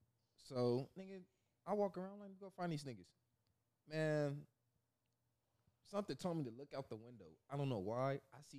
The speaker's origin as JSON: {"language": "English", "region": "California", "country": "United States", "moved": "yes", "said": "I was from Cali"}